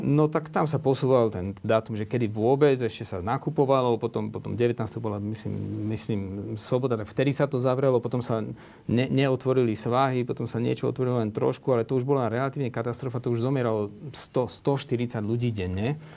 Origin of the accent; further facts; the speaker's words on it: Žilina, Žilina Region, Slovakia; now in Bratislava, Slovakia; Ja som zo Žiliny